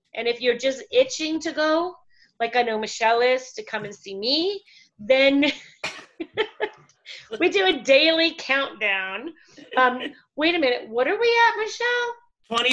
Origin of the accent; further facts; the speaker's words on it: Canada; moved away as an adult; now in Puerto Morelos, Mexico; We are originally from Canada, where we ran a um, wedding and event company for six years